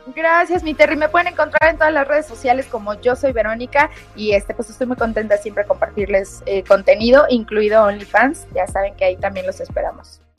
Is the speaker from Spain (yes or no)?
no; Mexico